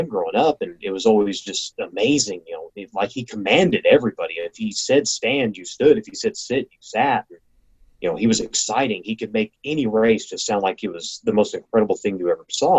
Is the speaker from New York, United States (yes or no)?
no; Las Cruces, New Mexico, United States; the track I grew up at in Las Cruces